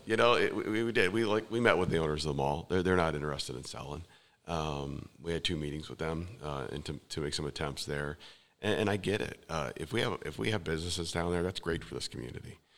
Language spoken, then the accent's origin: English; west side of Cleveland, near Cedar Point, Ohio, United States; born or raised there; moved away as an adult; now in New Philadelphia, United States